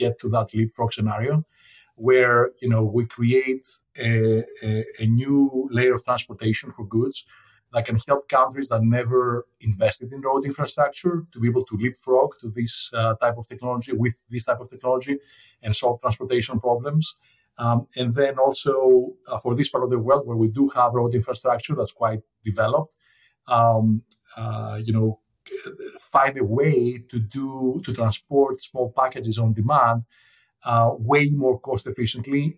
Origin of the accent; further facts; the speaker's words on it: Athens, Attica, Greece; moved away; I grew up in Athens, Greece.